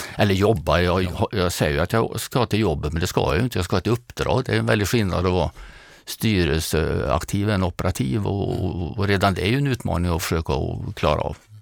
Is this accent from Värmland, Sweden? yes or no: yes; Grums, Värmland, Sweden; accent: Värmland dialect; also born or lived in Åmotfors; now in Nyköping, Sweden; Har man växt upp i Åmotfors och Grums så passar en by utanför Nyköping bättre än, än Kungsholmen och jag bor där nu